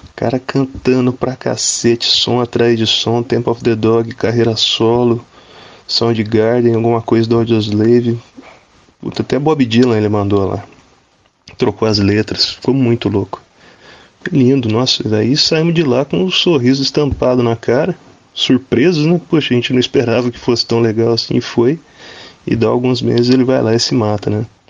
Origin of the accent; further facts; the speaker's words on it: Guaratinguetá, São Paulo, Brazil; sou daqui de Guaratinguetá